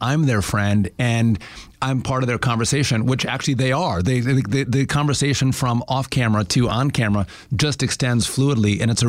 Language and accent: English; Midwest, United States; who we are as Midwesterners.